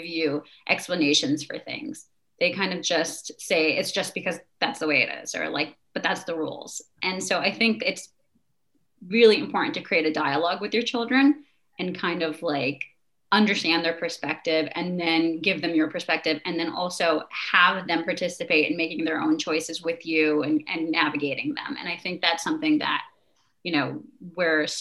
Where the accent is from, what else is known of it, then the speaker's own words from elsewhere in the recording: New Jersey, United States; I grew up in New Jersey, but I also grew up in a community of other Pakistani people